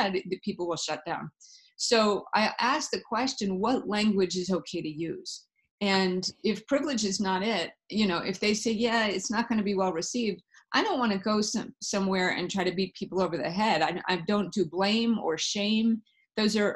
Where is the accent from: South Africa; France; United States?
South Africa; moved away; I was born in Africa, so that may have had something to do with it in South Africa.